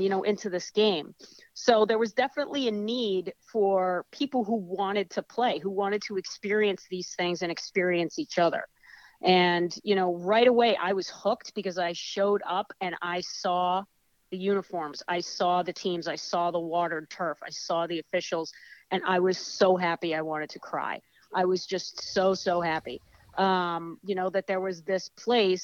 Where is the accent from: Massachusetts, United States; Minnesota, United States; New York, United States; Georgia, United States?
Massachusetts, United States; South Shore; basically raised in Massachusetts around the Boston area. And pretty much everybody from Massachusetts says we're from the Boston area anyway. But I grew up down the South Shore